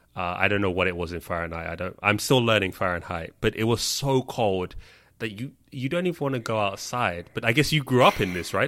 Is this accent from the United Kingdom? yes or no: yes; London, United Kingdom; moved away; I grew up in London